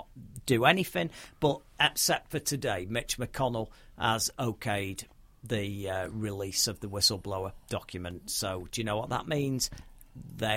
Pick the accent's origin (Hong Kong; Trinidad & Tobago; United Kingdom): United Kingdom; being a Brit